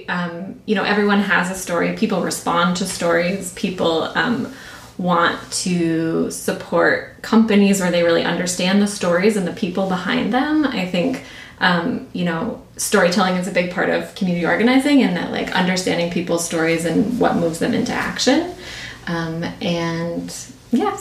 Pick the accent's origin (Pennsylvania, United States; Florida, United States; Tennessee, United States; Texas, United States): Pennsylvania, United States; Pittsburgh; I grew up in Pittsburgh